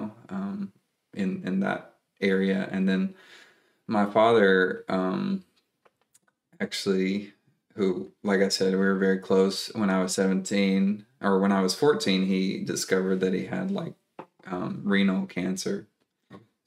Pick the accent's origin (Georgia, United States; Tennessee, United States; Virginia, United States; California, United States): Tennessee, United States; East; also born or lived in Texas / North Carolina / South Carolina; I grew up near the mountains of East Tennessee